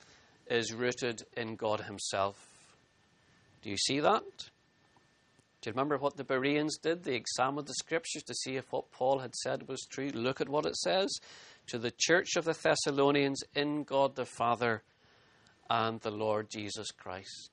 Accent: Northern Ireland, United Kingdom; as a boy growing up in Northern Ireland

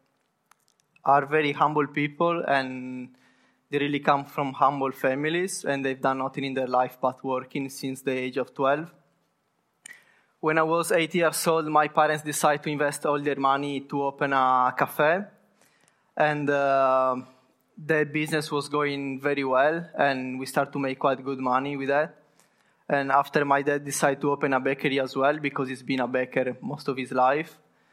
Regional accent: Sardinia, Italy; moved away; I come from Italy, precisely from Sardinia, which is an island in the south of Italy

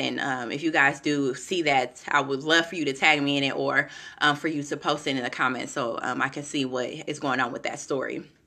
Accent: Kansas City, United States; now in Florida, United States; I'm from Kansas City, some of you know, I currently live in Florida, I'm from Kansas City

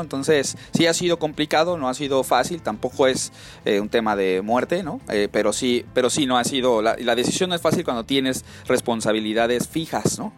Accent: Mexico City, Mexico; moved away as an adult; now in Silicon Valley, United States; yo soy eh, de la Ciudad de México

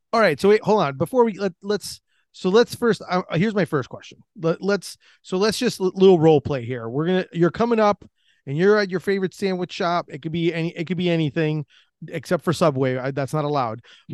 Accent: Orlando, Florida, United States; I'm from Orlando, Florida.

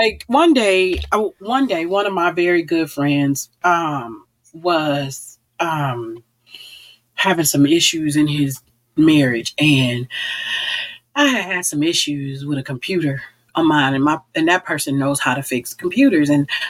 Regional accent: Detroit, Michigan, United States; I'm from Detroit.

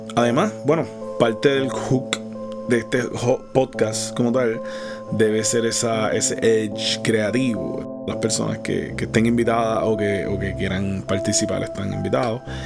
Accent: Puerto Rico; Soy de Puerto Rico

